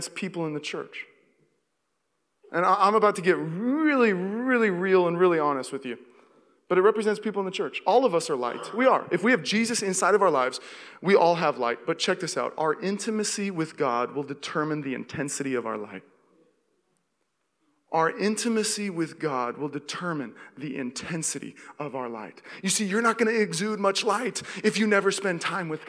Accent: Seattle, Washington, United States; moved away as an adult; also born or lived in Los Angeles; now in Walnut Creek, United States; I grew up in Seattle

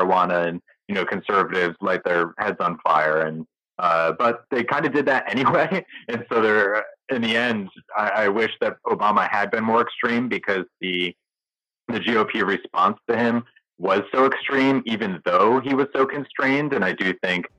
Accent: Connecticut, United States; also born or lived in Boston, Massachusetts; now in Portland, Maine, United States; I'm from Connecticut originally

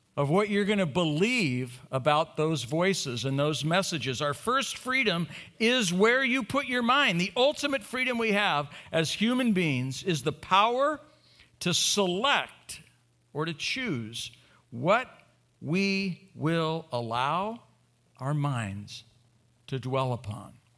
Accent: Bay Area, Oakland, Berkeley, San Francisco, California, United States; I was raised in the Bay Area, Oakland, Berkeley, San Francisco

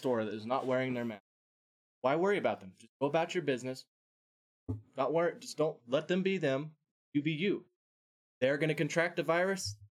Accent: India; Yeah, I am Indian.

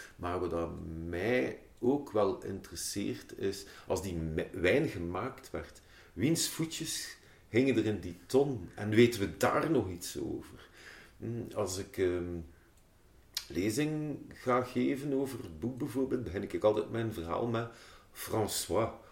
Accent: Ghent, Flanders, Belgium; ik ben opgegroeid in de Sas en In, uh, mijn, mijn eerste levensjaren heb ik in de Pontstraat eh, doorgebracht

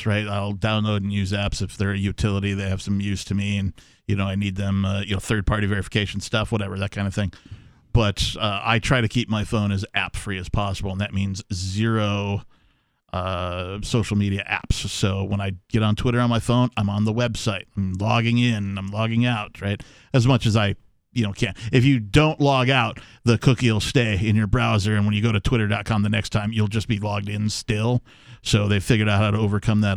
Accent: Wisconsin, United States; moved away; also born or lived in West Coast; Growing up in Wisconsin

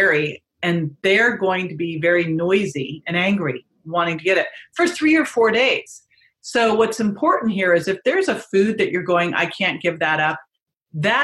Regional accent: right outside of San Francisco, California, United States; I grew up right outside of San Francisco

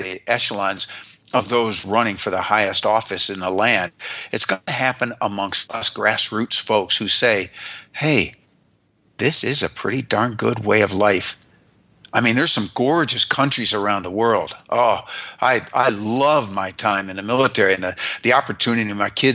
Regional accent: United States; I am an American

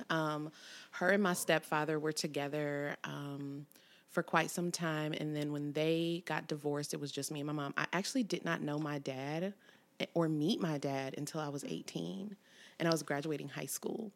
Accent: Cincinnati, Ohio, United States; born or raised there; also born or lived in College Hill / Evanston / Springdale

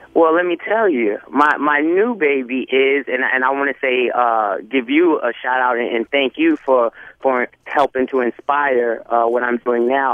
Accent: New York City, New York, United States; I'm from New York City

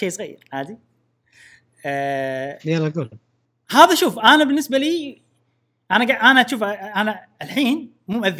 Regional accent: Syria; خلينا البودكاست نلعب انا سوري

